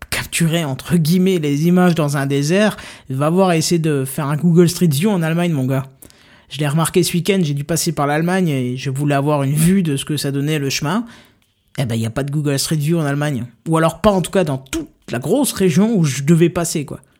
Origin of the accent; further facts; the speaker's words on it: Lorraine, Grand Est, France; je suis lorrain, il y a, un patois lorrain qui est très utilisé.